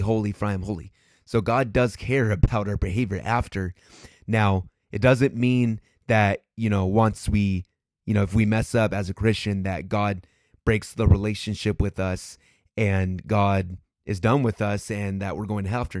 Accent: United States; as a American

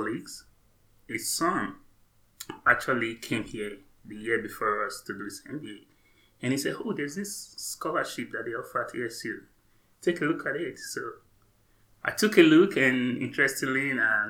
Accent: Nigeria; moved away as an adult; also born or lived in England / Canada; now in United States; I'm from Nigeria, right? I was born, went up to undergrad in Nigeria

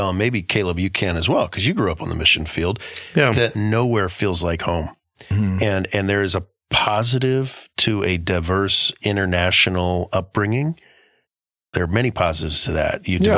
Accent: Guam; And I grew up in Guam. Uh, at least a, a good chunk of my growing up was in Guam.

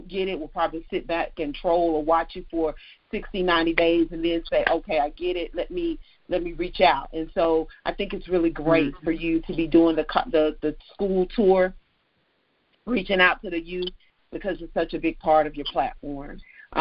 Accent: the South, United States; I'm from the South. I'm in the South now. This is how I speak

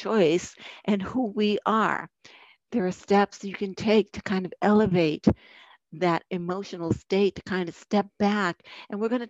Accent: Boston, Massachusetts, United States; accent: Boston; that Boston accent just came up. There's proof I'm from Boston.

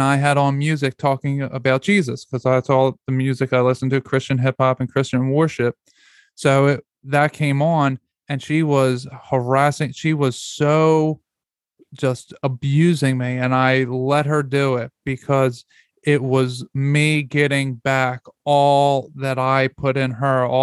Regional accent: Philadelphia, Pennsylvania, United States; moved away as an adult; now in Georgia, United States; we live in Georgia. We moved 750 miles away from Philadelphia, where we're from

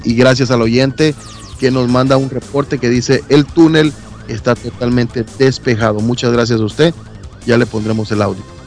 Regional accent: Guatemala; la Sierra de las Minas es la que, la, que da espaldas a, mi pueblo

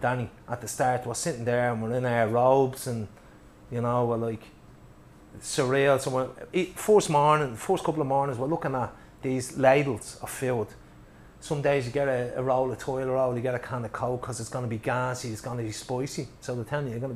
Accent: Ireland; we're Irish

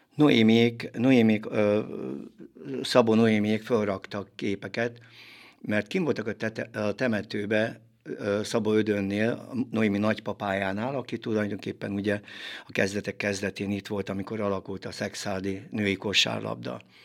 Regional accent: Kismorágy, Tolna, Hungary; gyerekkoromban Kismorágyon nőttem föl

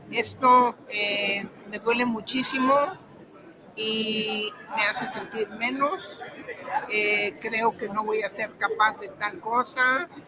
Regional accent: Guadalajara, Jalisco, Mexico; now in England; De aquí de Guadalajara. Vivo en Inglaterra porque me casé con un inglés. Vivo allá, pero soy orgullosamente jalisciense

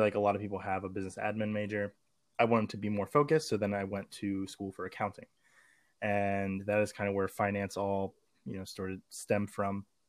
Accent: Maryland, United States; I'm from Maryland, and we have a thing called magnet schools

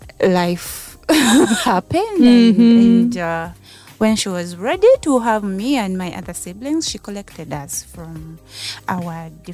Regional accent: Kakoge, Central Region, Uganda; also born or lived in Kampala, Uganda / Mukono, Uganda; I was born in Nakasongo, in a town called Kakoge. Okay. Yes, I was raised there.

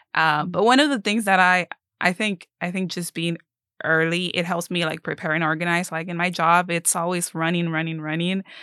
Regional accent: Mexico; now in Keene, United States; I am originally Mexican, but I live in the area of Keene

